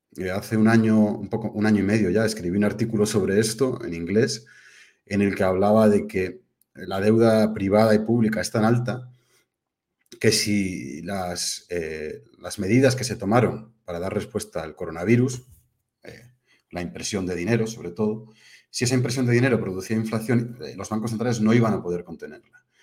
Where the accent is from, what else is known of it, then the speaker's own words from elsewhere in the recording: Spain; also born or lived in United Kingdom; nací en España, pero soy medio inglés